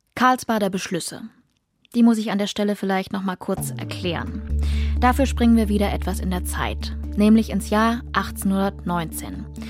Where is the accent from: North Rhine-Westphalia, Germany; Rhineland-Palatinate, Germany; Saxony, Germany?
Saxony, Germany; Dresden; meiner Heimatstadt Dresden